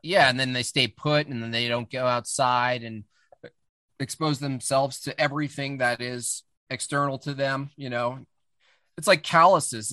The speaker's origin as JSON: {"language": "English", "town": "Hunter", "region": "New York", "country": "United States", "tie": "born or raised there", "moved": "yes", "said": "I grew up in the Catskill Mountains"}